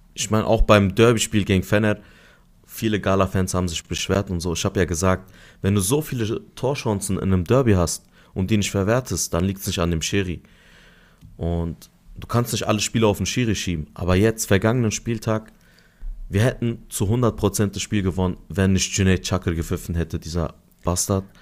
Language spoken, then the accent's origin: German; Adana, Turkey; now in Germany; vier Tage in Adana, meine Heimatstadt